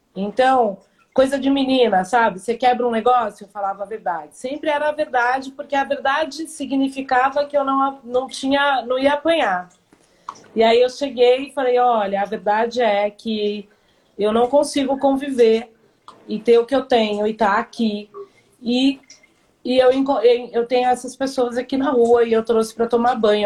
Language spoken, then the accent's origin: Portuguese; São Paulo, Brazil; eu nasci em São Paulo, tenho 51 anos